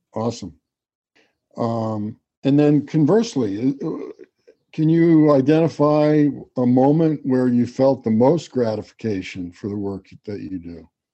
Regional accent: Garden City, New York, United States; I grew up on Long Island. I went to Garden City High School.

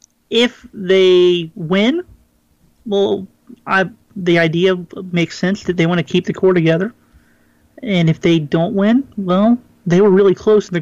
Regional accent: Cincinnati, Ohio, United States; You know, I'm from Cincinnati.

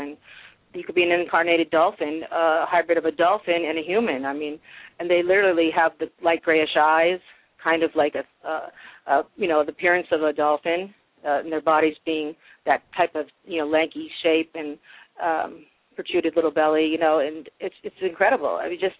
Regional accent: Massachusetts, United States; Growing up in Massachusetts, I was just about an hour from Salem

